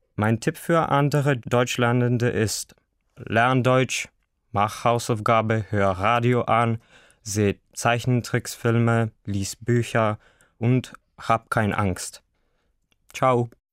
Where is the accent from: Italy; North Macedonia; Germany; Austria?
North Macedonia; Bitola; German is a second language; Ich komme aus Mazedonien, aus der Stadt Bitola